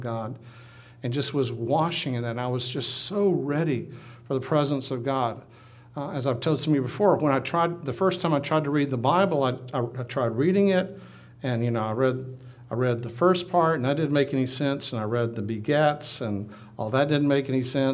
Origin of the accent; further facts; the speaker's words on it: Minden, Louisiana, United States; grew up in Minden, Louisiana